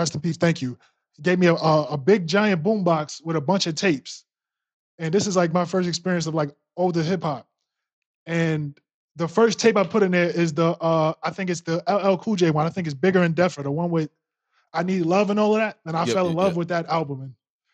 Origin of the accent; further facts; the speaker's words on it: New York City, New York, United States; I'm from, born and raised in Queens, New York, Long Island City